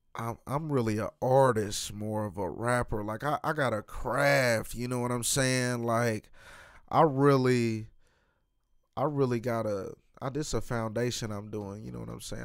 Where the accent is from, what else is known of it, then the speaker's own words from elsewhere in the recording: Kansas City, Missouri, United States; I'm from Kansas City, Missouri